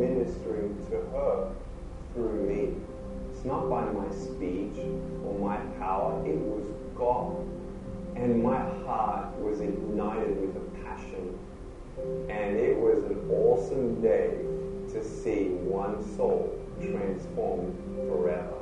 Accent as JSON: {"language": "English", "town": "Melbourne", "region": "Victoria", "country": "Australia", "tie": "born or raised there", "said": "I was born in Melbourne, Australia, 1982"}